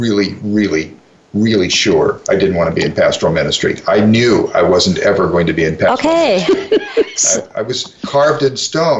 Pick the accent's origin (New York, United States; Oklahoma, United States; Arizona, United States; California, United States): California, United States; Eureka; also born or lived in Longview, Washington / Castle Rock, Washington; So that was in 1961 that we moved to California. And so I did the rest of my grade school and high school in Northern California.